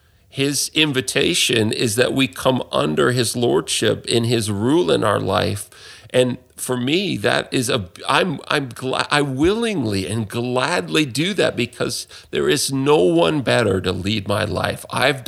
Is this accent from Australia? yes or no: no; Canada; especially in the culture that I'm from, that I grew up in Canada, in the West